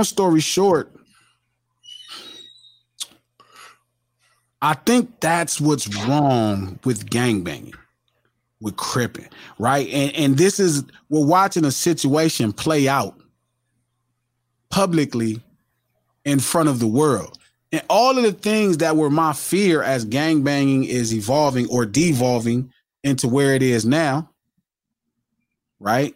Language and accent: English; Compton, California, United States; also born or lived in Watts, Los Angeles; culturally I grew up in Compton and Watts pretty much as many days a week. So even though I grew up, you know, at my mom's house, we grew up in the Richland Farms